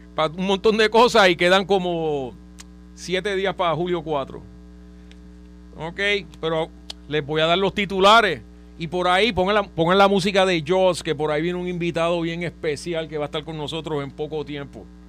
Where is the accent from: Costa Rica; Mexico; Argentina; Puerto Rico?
Puerto Rico; Trujillo Alto; yo soy de Trujillo Alto